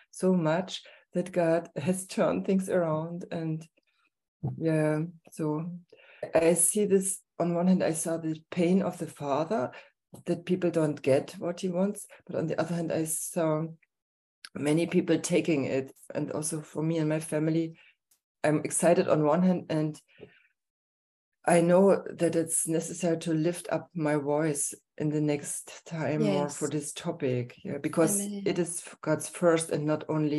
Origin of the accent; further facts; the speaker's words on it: Herrnhut, Saxony, Germany; I come from Herrnhut